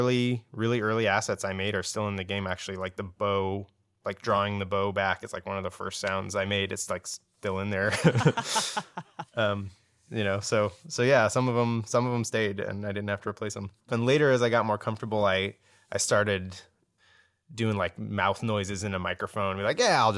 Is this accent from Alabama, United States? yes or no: no; San Jose, California, United States; now in New York, United States; We're all from San Jose.